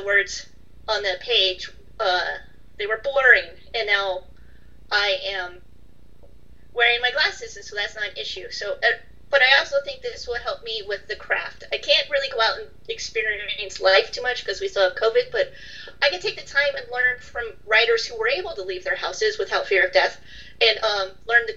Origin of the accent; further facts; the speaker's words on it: United States; also born or lived in United Kingdom; I'm American and I moved back to America